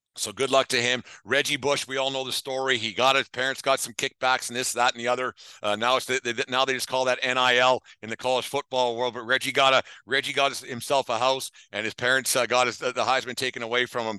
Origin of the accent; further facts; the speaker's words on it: Canada; as a Canadian